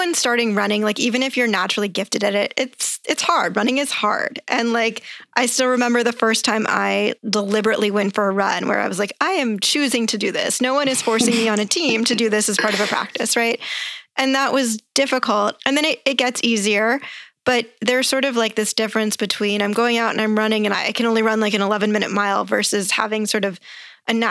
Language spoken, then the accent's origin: English; Southern California, United States; also born or lived in Connecticut / New York City; I grew up in Southern California